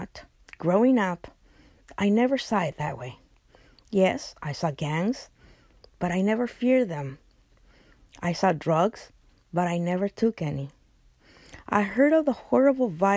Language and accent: English; Los Angeles, California, United States; I grew up in Boyle Heights, which is the, at that time, it was considered the worst neighborhood within LA, East LA.